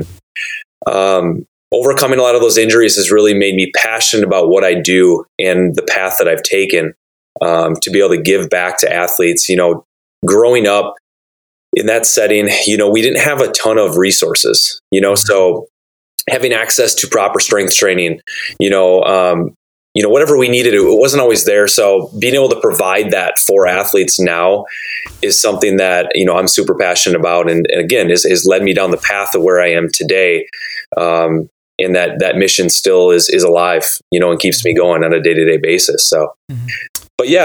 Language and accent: English; Door County, Wisconsin, United States; also born or lived in Whitewater, Wisconsin; I am from the area. I grew up in Door County. Actually was raised on a dairy farm there